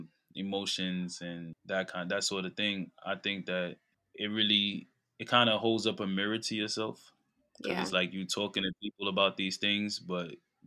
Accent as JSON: {"language": "English", "town": "New York City", "region": "New York", "country": "United States", "said": "I'm from Brooklyn, New York, East Flatbush area"}